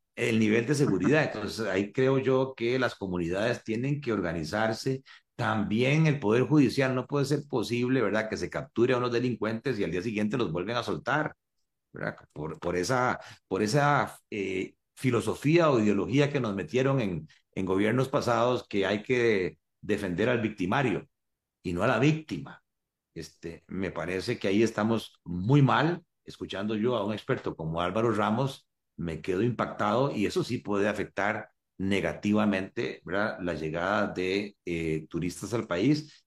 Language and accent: Spanish; Costa Rica